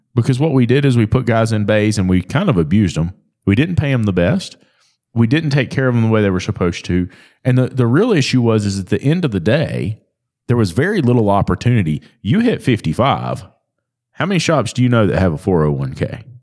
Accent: North Carolina, United States; I'm from North Carolina.

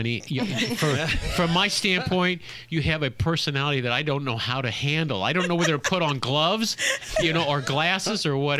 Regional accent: Indiana, United States; I'm from Indiana.

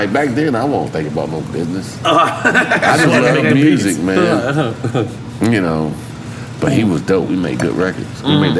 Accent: the South, United States; But I'm still from the South

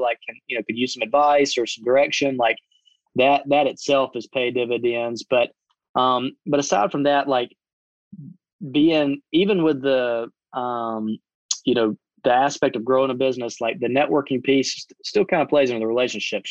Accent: Butler, Alabama, United States; I grew up in Butler, Alabama, small little town

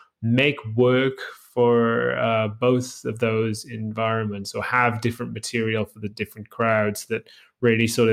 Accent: Bridgend, Wales, United Kingdom; moved away as an adult; also born or lived in London / Australia; I'm originally from Wales, and I lived there for my first, well, until I was an adult. So in a town called Bridgend

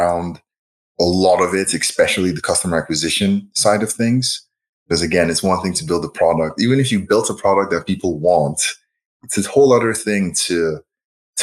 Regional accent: Nigeria; moved away as an adult; also born or lived in Champaign, Illinois / Boston / Silicon Valley; now in Chicago, United States; I was born and raised in Nigeria, and then I moved to the US for undergrad

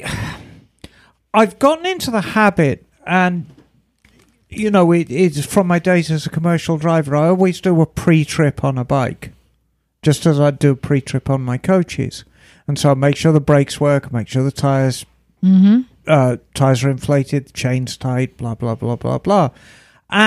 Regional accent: United Kingdom; accent: British; moved away; as a Brit

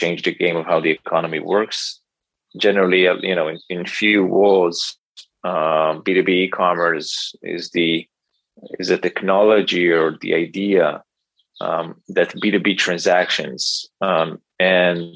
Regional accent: Israel; I grew up in Israel. I live in Tel Aviv with my wife

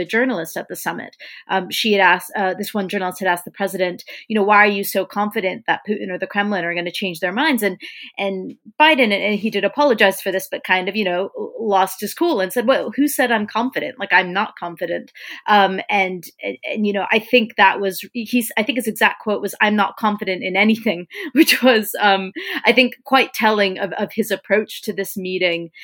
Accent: United States; an American looking

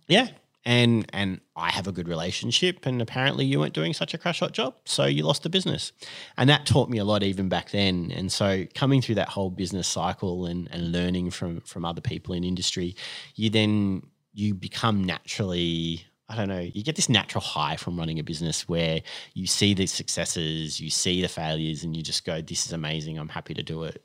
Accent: Sydney, New South Wales, Australia; also born or lived in Perth, Western Australia; I grew up here in Sydney in the northern suburbs and, and have actually lived in the northern suburbs ever since.

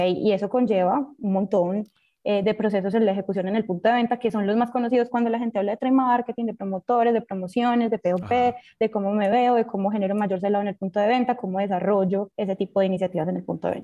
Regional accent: Colombia; moved away; also born or lived in Central America; Cuando estaba en Colombia

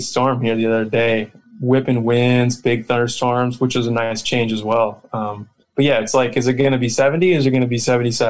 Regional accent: Holland, Michigan, United States; moved away as an adult; also born or lived in Virginia Beach / Reno / San Diego; now in Coronado, United States; No, I'm actually from Michigan. Moved here in 2012 with the Navy, and then actually moved away, Virginia Beach for a few years, then back to Reno.

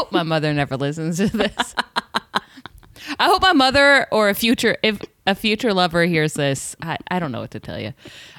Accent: the South, United States; we're from the South. We're from different parts of the South.

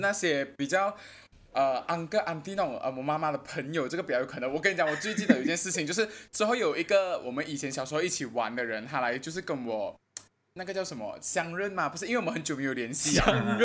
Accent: Malaysia; 我是来自马来西亚的

